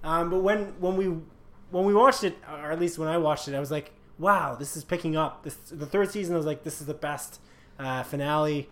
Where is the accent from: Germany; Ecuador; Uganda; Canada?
Canada; We're clearly Canadian